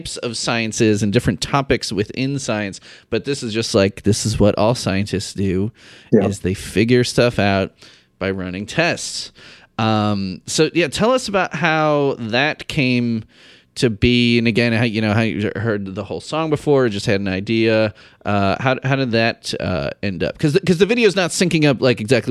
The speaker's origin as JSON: {"language": "English", "town": "Chicago", "region": "Illinois", "country": "United States", "moved": "yes", "lives_now": "Indiana, United States", "said": "I'm from Chicago"}